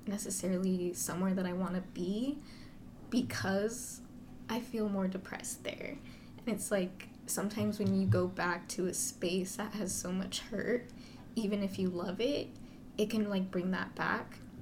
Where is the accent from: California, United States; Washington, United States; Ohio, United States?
California, United States; Central Valley; moved away as an adult; also born or lived in San Diego; I'm from the Central Valley.